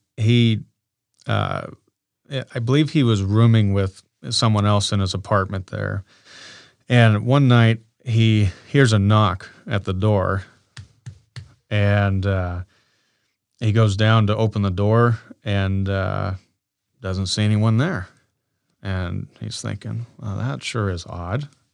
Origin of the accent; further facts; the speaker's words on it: Council Bluffs, Iowa, United States; born and raised in Council Bluffs, Iowa